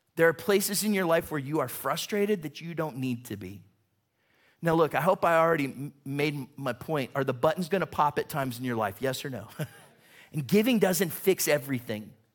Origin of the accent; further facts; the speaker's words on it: Warren, Ohio, United States; I'm from Warren, which is right near there